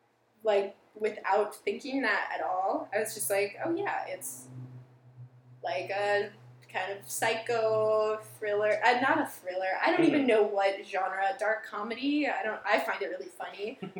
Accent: San Clemente, California, United States; San Clemente.

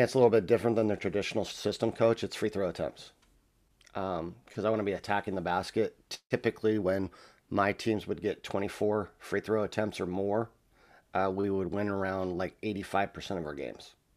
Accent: La Verne, California, United States; I grew up in the city of Laverne

